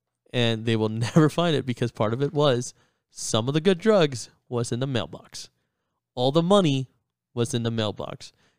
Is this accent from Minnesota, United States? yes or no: no; New York, United States; moved away; I grew up in New York